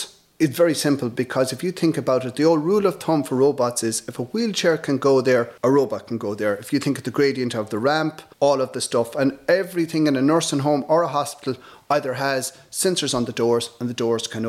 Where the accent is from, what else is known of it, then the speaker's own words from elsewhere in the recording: North Galway, Connacht, Ireland; I'm from North Galway.